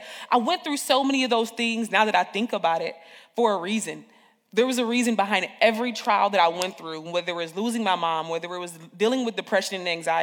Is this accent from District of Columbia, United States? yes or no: no; Peoria, Illinois, United States; moved away; also born or lived in Chicago, Illinois; I'm raised in Peoria, Illinois. I was raised in Taft Homes, Northside, Peoria